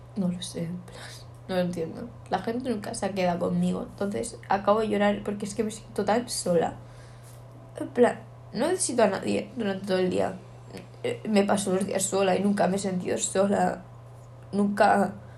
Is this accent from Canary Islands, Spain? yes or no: yes; Canary Islands, Spain; soy de Canarias